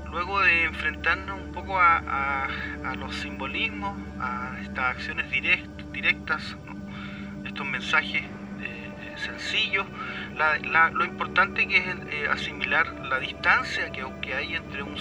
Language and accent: Spanish; Chile; moved away; mi primera infancia fue en reducciones mapuche.